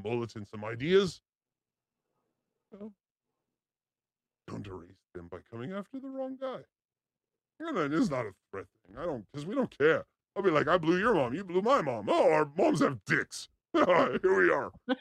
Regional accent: Los Angeles, California, United States; I'm from Los Angeles

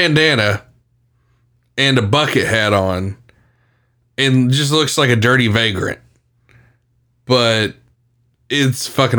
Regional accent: Windy Hill, South Carolina, United States; I remember coming down here in 2001. I moved to Myrtle Beach. And I grew up in Windy Hill, like literally a mile from Atlantic Beach.

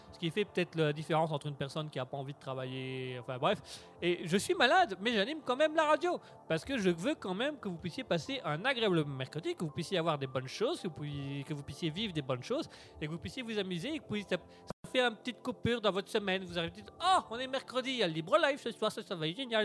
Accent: Belgium; nous sommes belges. On est belges

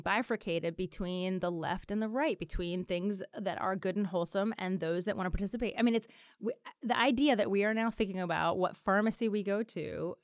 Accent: Philadelphia, Pennsylvania, United States; my hometown

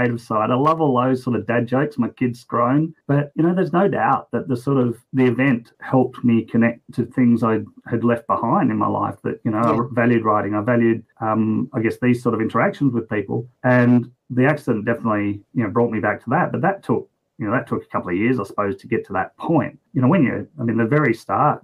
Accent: West Coast, Western Australia, Australia; now in Brisbane, Australia; I'm just a pretty average bloke here in Brisbane, Australia. I grew up on the West Coast, though

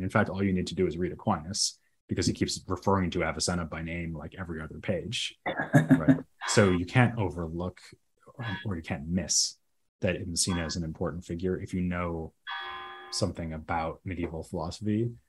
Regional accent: Massachusetts, United States; accent: Boston; I'm from near Boston.

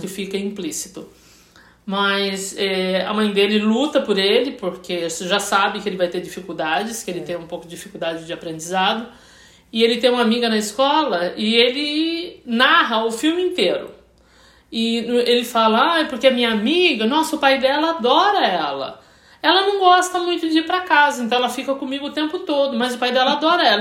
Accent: Brazil; eu, como brasileiro

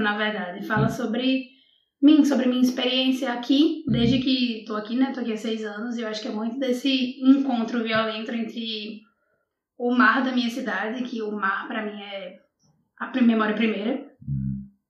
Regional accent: Natal, Rio Grande do Norte, Brazil; moved away as an adult; also born or lived in Coimbra, Portugal; now in Portugal; Eu fui criada em Natal

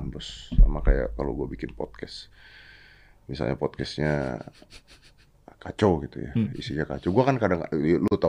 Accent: Banjarmasin, South Kalimantan, Indonesia; gue dari Banjarmasin gue

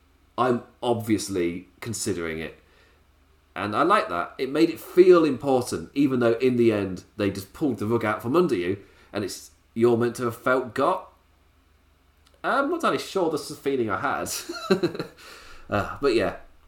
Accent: Ireland; Oh, I'm from Ireland.

